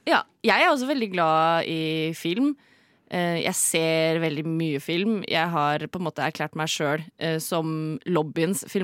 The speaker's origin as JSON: {"language": "Norwegian", "region": "Trøndelag", "country": "Norway", "said": "Jeg er 25 og en siss og skeiv kvinne som bruker hundpronomen Og jeg er trønder."}